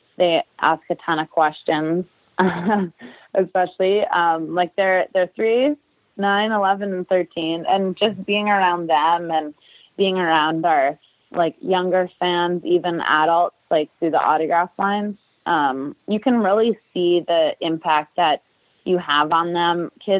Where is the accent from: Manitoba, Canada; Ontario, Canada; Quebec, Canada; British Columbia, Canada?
Manitoba, Canada; Winnipeg; moved away as an adult; now in New Jersey, United States; I'm heading back to my hometown, Winnipeg, Manitoba, for 3 months